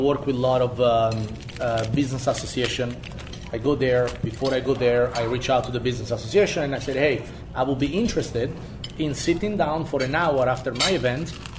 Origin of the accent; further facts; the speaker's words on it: Spain; now in United States; I grew up in the Spanish Mediterranean region